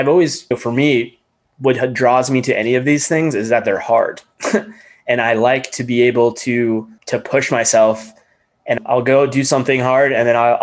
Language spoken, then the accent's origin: English; Atlanta, Georgia, United States; I'm from Atlanta. I grew up in Atlanta.